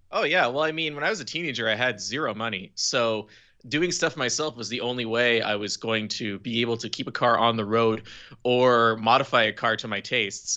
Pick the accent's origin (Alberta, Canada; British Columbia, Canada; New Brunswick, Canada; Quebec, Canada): Quebec, Canada; Eastern Townships; I was born and raised in the eastern townships of Quebec